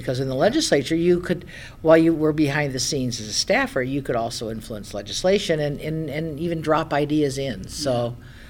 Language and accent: English; Springfield, Illinois, United States; I grew up around Springfield